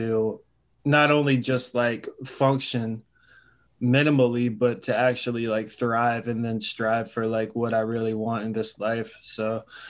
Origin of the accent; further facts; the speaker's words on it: Charlotte, North Carolina, United States; I'm from Charlotte, North Carolina